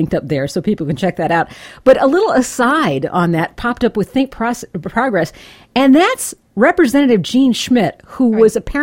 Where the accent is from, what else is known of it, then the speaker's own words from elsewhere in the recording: Indiana, United States; to be a Hoosier.